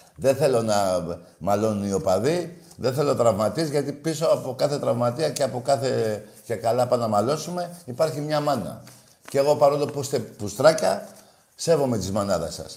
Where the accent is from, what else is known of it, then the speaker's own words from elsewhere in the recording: Greece; Εγώ είμαι Έλληνας Ορθόδοξος Χριστιανός και Ολυμπιακός